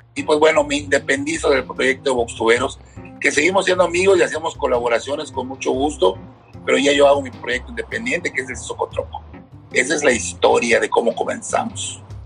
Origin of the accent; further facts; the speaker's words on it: Mérida, Yucatán, Mexico; crezco en el fraccionamiento Mulsay, aquí por Juan Pablo, en el poniente de la ciudad de Mérida